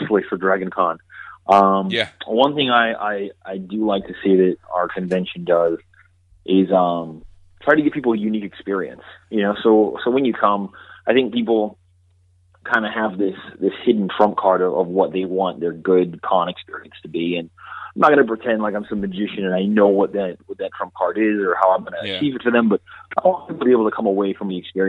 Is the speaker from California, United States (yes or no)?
no; Georgia, United States; moved away as an adult; now in New York, United States; I'm personally not from New York, originally. I'm from Georgia.